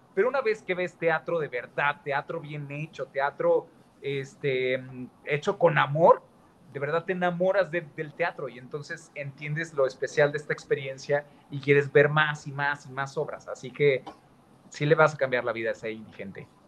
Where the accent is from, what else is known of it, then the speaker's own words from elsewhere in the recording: Guadalajara, Jalisco, Mexico; Yo soy de Guadalajara, Jalisco. Soy tapatío.